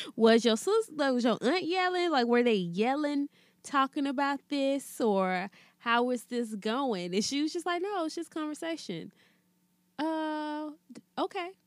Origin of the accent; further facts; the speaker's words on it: Alabama, United States; growing up in Alabama